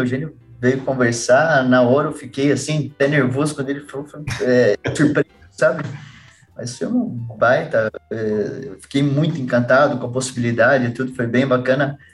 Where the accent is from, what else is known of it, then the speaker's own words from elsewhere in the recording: Campinas, São Paulo, Brazil; moved away as an adult; now in Curitiba, Brazil; mas morei até seis anos em São Paulo. Meu pai trabalhou na Mercedes também, trabalhou hum. por 22 anos na Mercedes. Então, ele começou em São Paulo, daí ele foi transferido para Campinas, que tinha a fábrica de ônibus, ele foi transferido para lá. Daí, com hum. seis anos, para lá